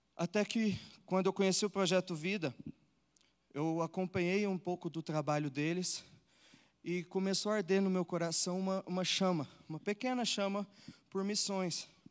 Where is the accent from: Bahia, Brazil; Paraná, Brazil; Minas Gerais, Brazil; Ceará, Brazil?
Minas Gerais, Brazil; Uberlândia; eu nasci num lar cristão, eu sou de Uberlândia, Minas Gerais